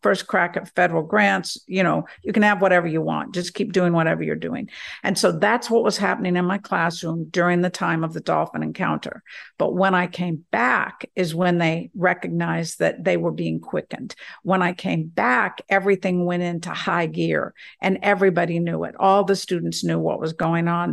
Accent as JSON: {"language": "English", "region": "South Carolina", "country": "United States", "accent": "southern", "said": "I'm from South Carolina"}